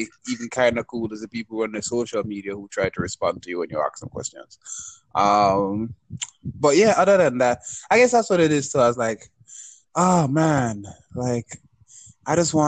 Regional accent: Jamaica; as a Jamaican

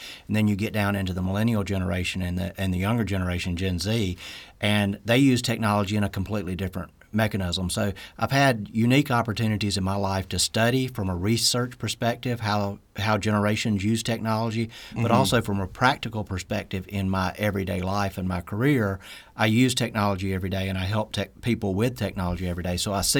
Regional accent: Columbia, Mississippi, United States; So I was born in Columbia, Mississippi, so I'm a Mississippi native. Grew up in Columbia. Was there for a lot of my life

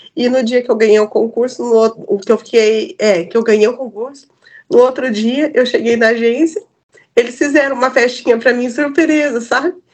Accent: South Region, Brazil; eu, como boa sulista

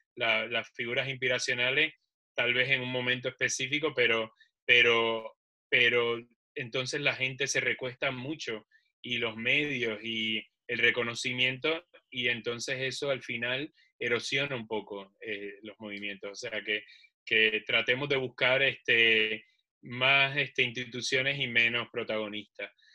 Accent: Puerto Rico; yo soy de Puerto Rico

